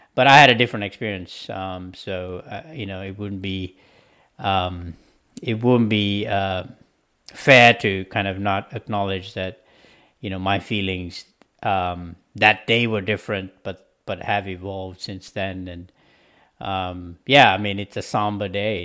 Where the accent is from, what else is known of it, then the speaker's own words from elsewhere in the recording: Sri Lanka; moved away; coming from a country where we had you know a civil war going on for 30 years